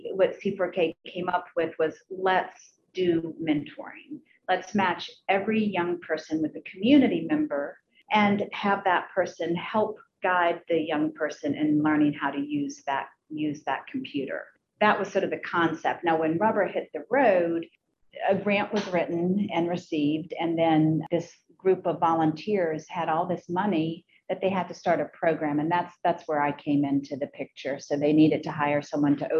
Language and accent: English; Charlottesville, Virginia, United States; it's the only community that I remember growing up in. And I grew up in the Charlottesville City Public Schools